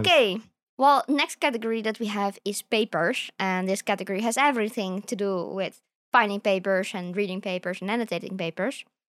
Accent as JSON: {"language": "English", "country": "Australia", "said": "as Australian scientists"}